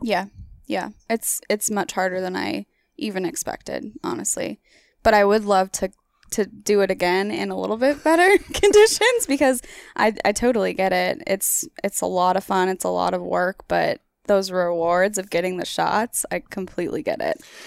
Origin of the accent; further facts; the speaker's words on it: Oregon, United States; I'm from Oregon